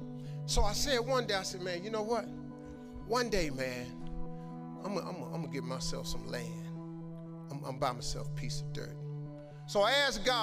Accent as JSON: {"language": "English", "town": "Cleveland", "region": "Ohio", "country": "United States", "said": "I'm from Cleveland"}